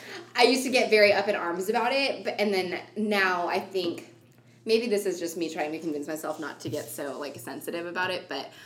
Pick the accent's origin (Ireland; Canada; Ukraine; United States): Canada; Montreal, Quebec; Oh, Montreal, actually.